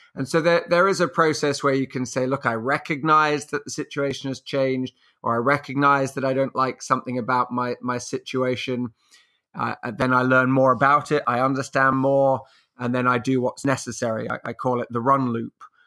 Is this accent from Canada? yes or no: no; England, United Kingdom; also born or lived in France; I'm English. I live in England